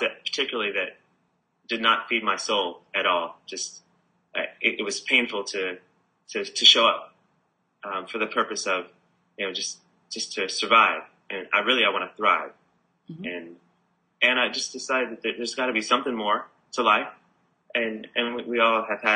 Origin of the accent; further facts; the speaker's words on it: California, United States; now in Byron Bay, Australia; I'm originally from California